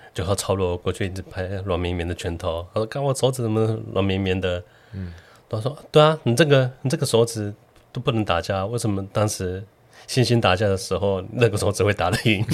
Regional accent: southern Taiwan, Taiwan; 小时候在南部， 在台中， 台南

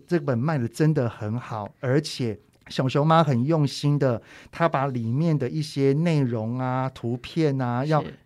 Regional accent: Taiwan; 我们台湾人

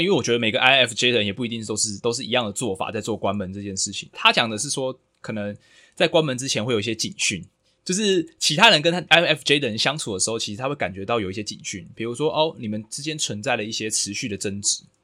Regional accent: Taiwan; 就算我是一个台湾人

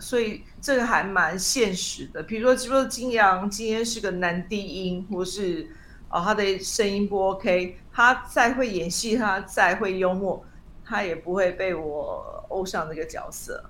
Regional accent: Taiwan; also born or lived in United States; 我们台湾人

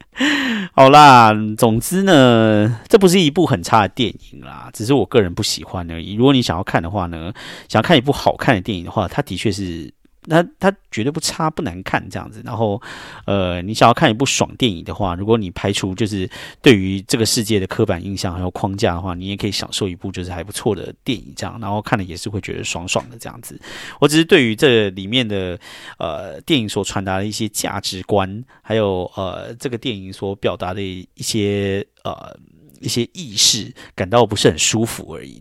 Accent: Taiwan; now in New York, United States; 我身为台湾人

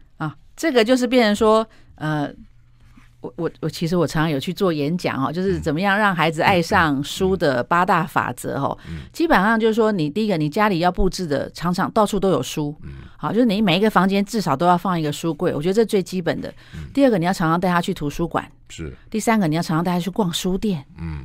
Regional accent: Taiwan; moved away as an adult; also born or lived in United States; 我回台湾以后

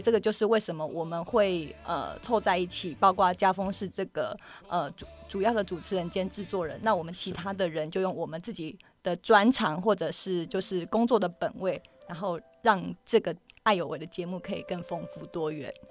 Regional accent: Kaohsiung, Taiwan; 因为我是高雄人

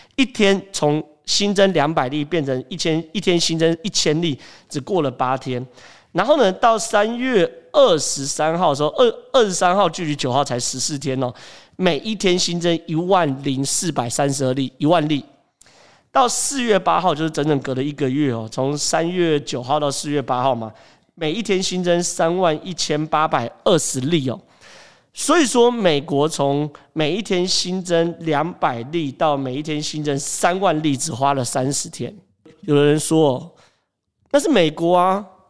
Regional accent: Taiwan; 我们台湾人没那么多

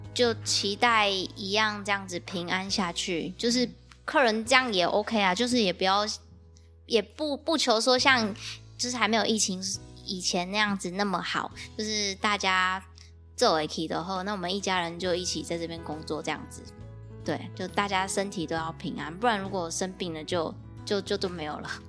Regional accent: Dakeng farm, Tainan, Taiwan; born or raised there

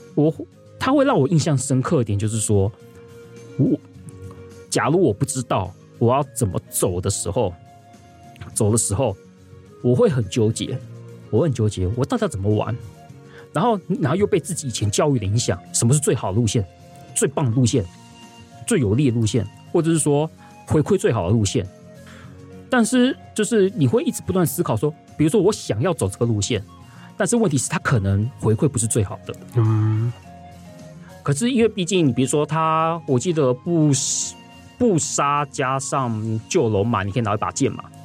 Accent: Taiwan; 我们台湾的教育高，都总是会让我们选，教，就是会让我们引导我们会去选一个最佳选择

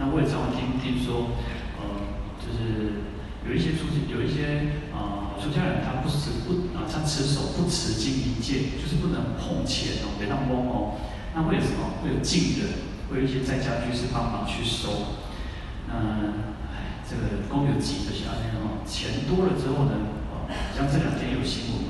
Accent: Taiwan; 我们台湾人就会有台湾人讲话的语调。

